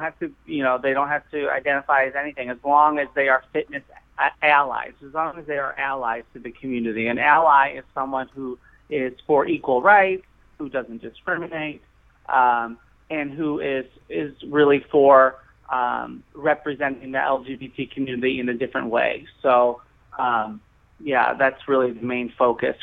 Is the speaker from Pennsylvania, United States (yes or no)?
no; Chicago, Illinois, United States; I grew up here in Chicago.